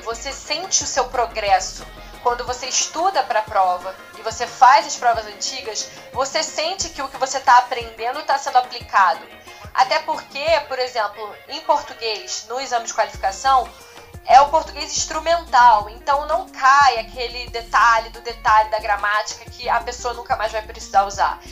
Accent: Rio de Janeiro, Brazil; eu sou do Rio de Janeiro mesmo, eu nasci no Rio de Janeiro, cresci no Rio

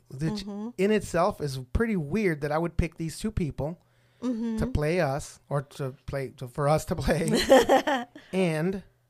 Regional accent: El Paso, Texas, United States; Obviously, I'm from El Paso.

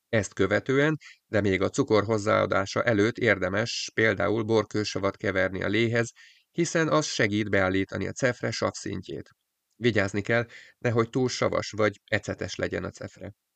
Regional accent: Hungary; Vidéki kis településről származom

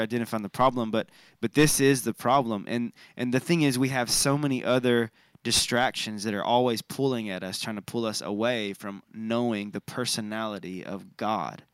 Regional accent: United States

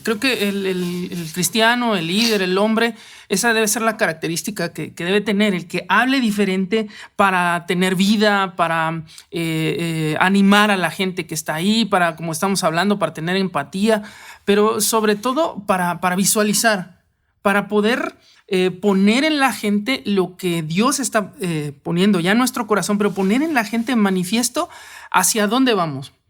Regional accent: Mexico; como hombres y como mexicanos

